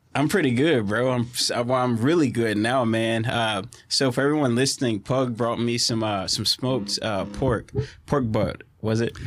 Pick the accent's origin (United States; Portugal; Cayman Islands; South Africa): United States; Orange, Texas; my hometown's Orange